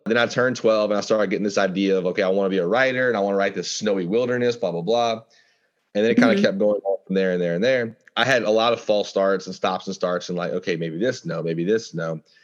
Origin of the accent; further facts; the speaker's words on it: Louisiana, United States; growing up in Louisiana, we are surrounded by the wilderness